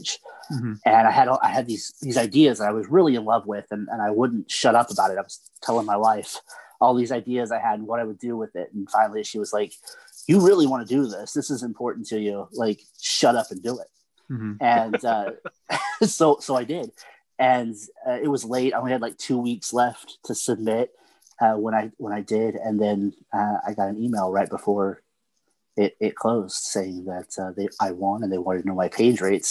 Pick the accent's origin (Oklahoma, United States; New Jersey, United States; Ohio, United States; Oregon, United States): Oklahoma, United States; Oklahoma, my home state